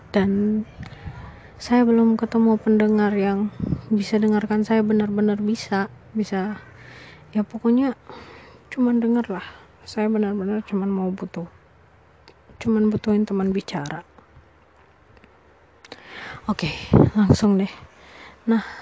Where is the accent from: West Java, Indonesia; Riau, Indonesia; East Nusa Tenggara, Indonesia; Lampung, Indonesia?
East Nusa Tenggara, Indonesia; Ya, uh, saya orang Flores, saya dari Flores, uh, tapi selama ini memang ada di luar kota dan baru pulang.